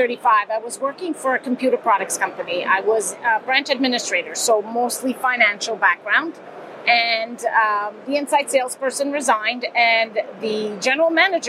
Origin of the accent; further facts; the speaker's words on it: Montreal, Quebec, Canada; I'm from Montreal, but here in Germany.